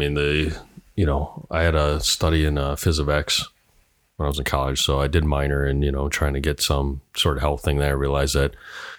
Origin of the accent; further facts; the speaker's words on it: Hawaii, United States; Because, you know, I'm Hawaiian.